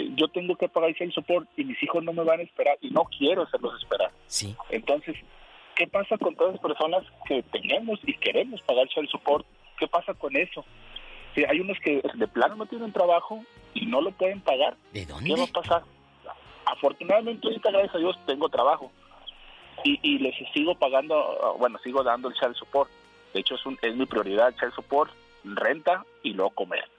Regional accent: Aguascalientes, Mexico; now in California, United States; Yo soy de Aguascalientes

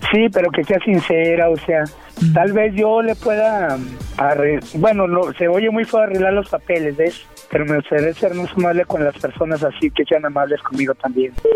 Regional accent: Monterrey, Nuevo León, Mexico; now in Houston, United States; soy de Monterrey, pero estoy viviendo en Houston

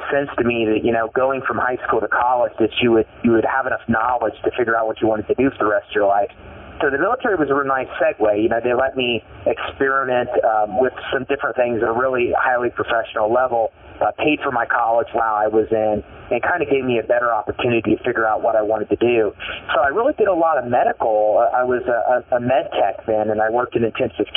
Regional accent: Elwood, Indiana, United States; I grew up in a small town in Indiana called Elwood, Indiana, a little farm community of about 9,000 people.

